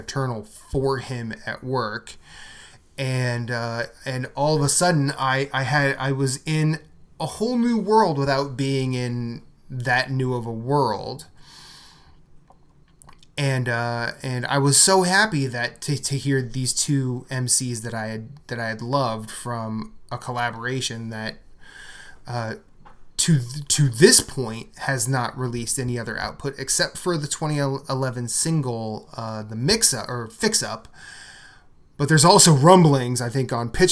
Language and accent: English; Midwest, United States; moved away; growing up in the Midwest